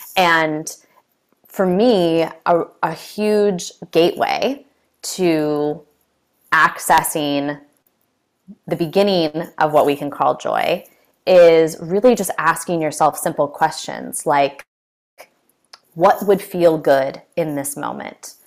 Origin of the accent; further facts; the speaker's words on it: California, United States; I'm from California